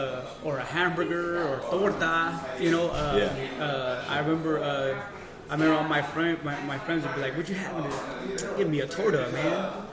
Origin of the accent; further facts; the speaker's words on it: Fresno, California, United States; Back when I was growing up in the West Side